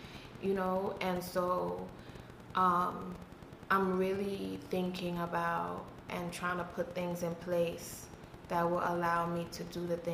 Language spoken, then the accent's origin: English; Trinidad & Tobago; moved away; I grew up in Trinidad